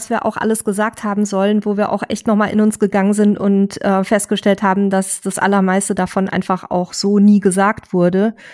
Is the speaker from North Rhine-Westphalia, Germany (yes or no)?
no; Saxony-Anhalt, Germany; Wir kommen aus Sachsen-Anhalt, waren mittlerweile elektrisch an der Nordsee, der Ostsee, Norwegen, Kroatien, Frankreich, Österreich, Slowenien, Dänemark und Schweden.